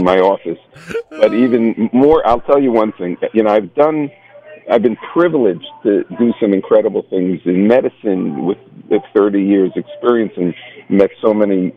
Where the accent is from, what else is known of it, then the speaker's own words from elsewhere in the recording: New York City, New York, United States; I'm from Brooklyn